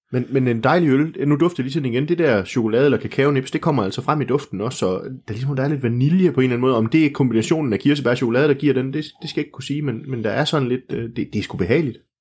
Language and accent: Danish; Silkeborg, Central Denmark Region, Denmark; jeg kommer jo fra Silkeborg